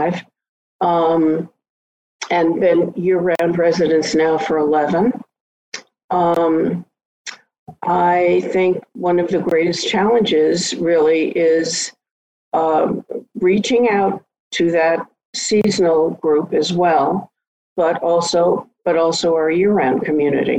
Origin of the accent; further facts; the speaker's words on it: New York City, New York, United States; moved away as an adult; now in Nantucket, United States; I was born and raised and lived in New York City for my entire life